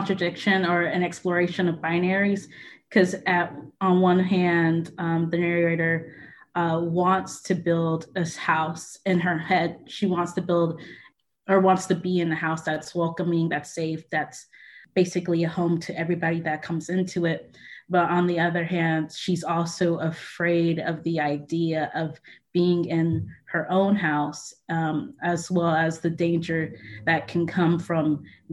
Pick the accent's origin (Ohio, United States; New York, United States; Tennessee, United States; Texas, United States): Tennessee, United States; Franklin; growing up in Tennessee, it's basically the main thing that we learned. And especially since I grew up in Franklin